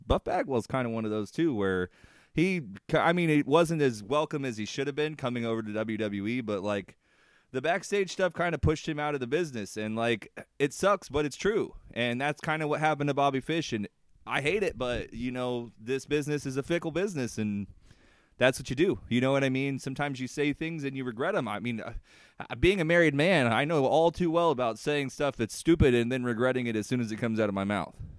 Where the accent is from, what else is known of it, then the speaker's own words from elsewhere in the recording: Indiana, United States; accent: Hoosier; my Hoosier accent